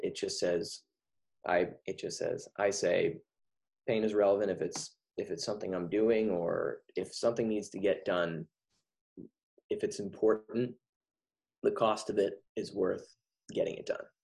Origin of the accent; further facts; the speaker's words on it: near Montecito, California, United States; produced a concert for the mudslide victims in Montecito, right my right next to my hometown